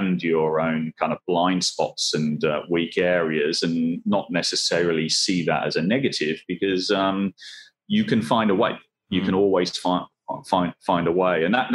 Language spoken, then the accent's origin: English; Swansea, Wales, United Kingdom; Swansea, which is my hometown.